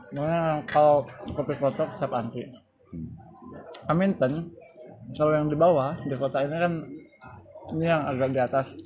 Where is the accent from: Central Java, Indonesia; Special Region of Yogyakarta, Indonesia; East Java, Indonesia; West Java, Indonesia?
West Java, Indonesia; kita kan orang Sunda